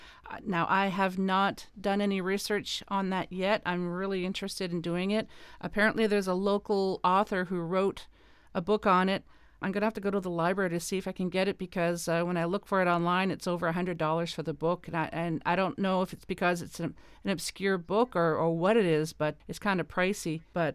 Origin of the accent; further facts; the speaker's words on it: East Coast, Canada; now in Ontario, Canada; But I'm originally from the East Coast, now living in Ontario